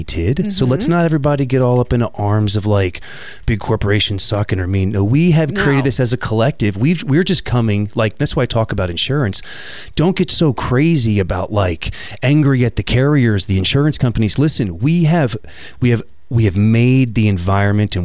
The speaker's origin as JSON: {"language": "English", "region": "New Jersey", "country": "United States", "tie": "born or raised there", "said": "we grew up in Jersey"}